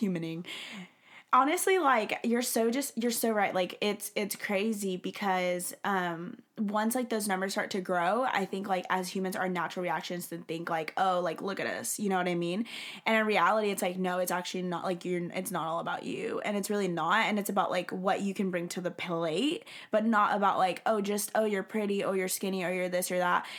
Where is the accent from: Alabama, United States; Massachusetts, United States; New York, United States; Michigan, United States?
Alabama, United States; now in Texas, United States; I'm from the South. so I, I, like, live in Texas, um, and I grew up in Alabama